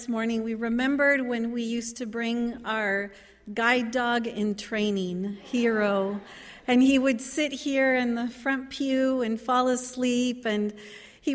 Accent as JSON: {"language": "English", "town": "Santa Barbara", "region": "California", "country": "United States", "tie": "born or raised there", "said": "I was born in Santa Barbara, here in California, not that far away from here"}